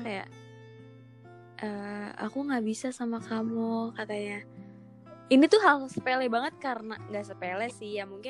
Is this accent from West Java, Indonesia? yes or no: yes; West Java, Indonesia; kayak mitosnya nih Jawa sama Sunda nggak boleh ya gue Sunda mama gue Jawa